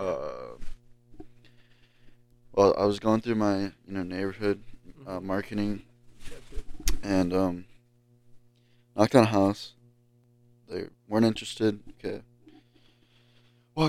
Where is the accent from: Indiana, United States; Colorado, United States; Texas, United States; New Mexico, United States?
Texas, United States; moved away; growing up in Texas